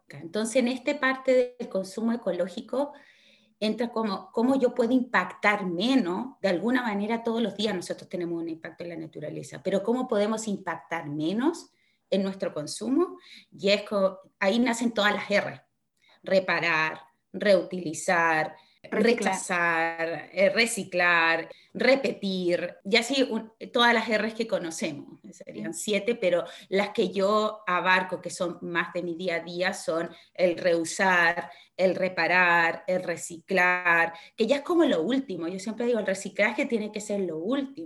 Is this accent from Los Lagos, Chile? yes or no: yes; Osorno, Los Lagos, Chile; moved away as an adult; now in Dublin, Ireland; yo soy chilena, soy osornina de corazón. Vivo hace ya un poco más de cuatro años en Dublín.